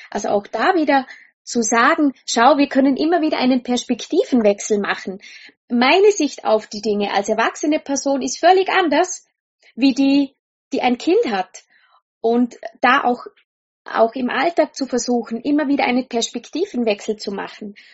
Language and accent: German; Austria; wenn ich nicht dazwischen Schaftel, sagt man bei uns in Österreich, ja.